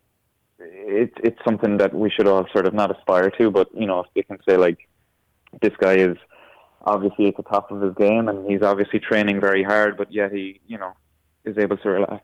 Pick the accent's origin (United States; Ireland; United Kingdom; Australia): Ireland; moved away as an adult; now in Canada; I'm Irish. I'll always be Irish.